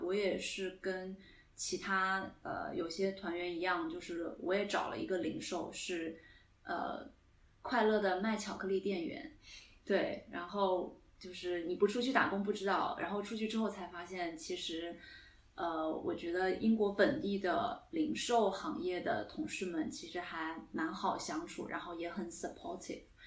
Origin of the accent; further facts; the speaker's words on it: Singapore; accent: Singlish; now in United Kingdom; 我是在新加坡长大的，所以我算是海外华人